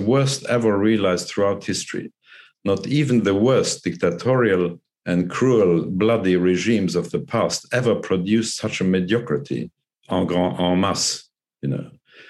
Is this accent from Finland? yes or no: no; Luxembourg; I'm from Luxembourg